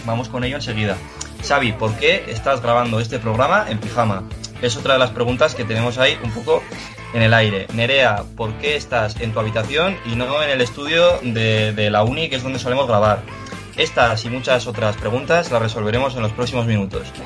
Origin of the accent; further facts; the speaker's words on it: Pamplona, Navarre, Spain; que soy de aquí, de, bueno, yo soy de Iruña